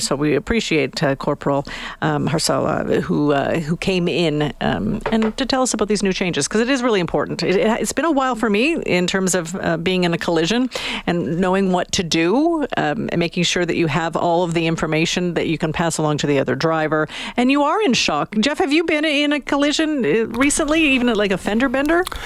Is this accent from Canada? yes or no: yes; Canada; We're Canadian